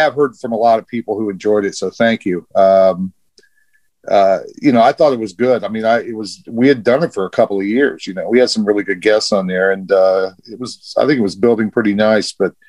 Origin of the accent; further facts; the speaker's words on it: Hamilton, Ohio, United States; I'm from Hamilton, Ohio, which is just north of Cincinnati.